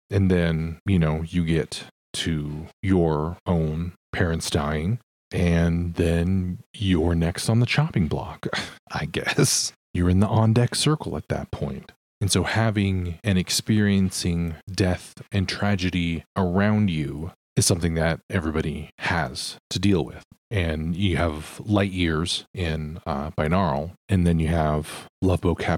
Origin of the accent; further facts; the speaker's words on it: Australia; I'm from Australia and managed to hear it at an … solo show in Melbourne back in 2014.